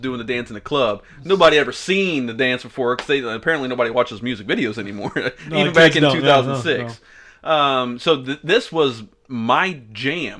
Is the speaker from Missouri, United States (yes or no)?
yes; Novinger, Missouri, United States; the hick cow-picking town that is my hometown, Novinger, Missouri